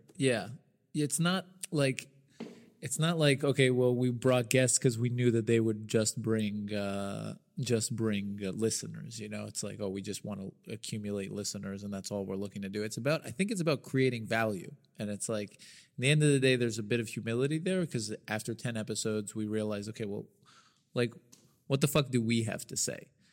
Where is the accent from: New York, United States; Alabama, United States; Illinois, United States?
Alabama, United States; Birmingham; moved away as an adult; now in Israel; I grew up in Birmingham, Alabama